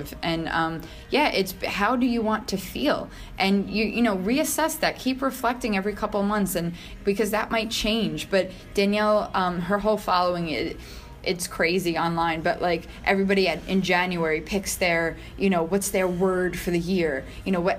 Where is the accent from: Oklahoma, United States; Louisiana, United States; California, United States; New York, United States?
New York, United States; I'm born and raised in New York